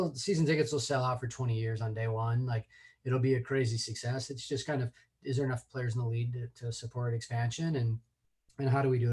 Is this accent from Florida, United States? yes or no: no; Seattle, Washington, United States; When I grew up in Seattle